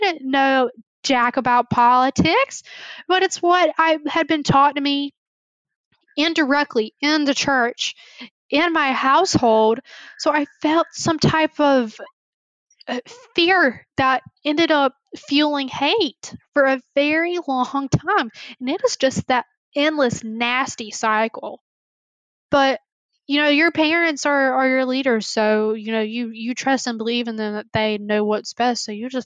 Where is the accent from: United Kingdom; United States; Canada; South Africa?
United States; the South, Southern United States; growing up in Southern conservative, small white